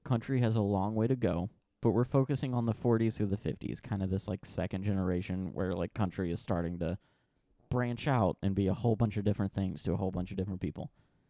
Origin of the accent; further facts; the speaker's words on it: Bristol, United States; I feel like I can say it because I'm from Bristol.